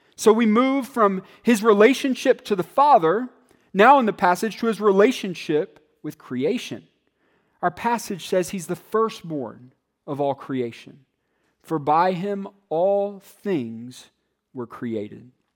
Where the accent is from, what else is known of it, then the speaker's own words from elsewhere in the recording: Atlanta, Georgia, United States; me and other kids growing up in Atlanta